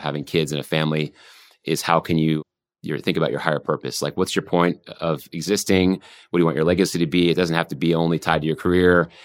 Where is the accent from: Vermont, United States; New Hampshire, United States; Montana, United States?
Vermont, United States; moved away; I grew up in Vermont